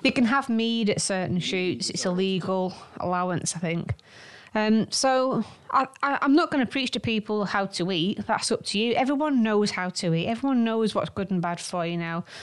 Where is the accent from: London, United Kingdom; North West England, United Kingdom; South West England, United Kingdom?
North West England, United Kingdom; Manchester; we are from Manchester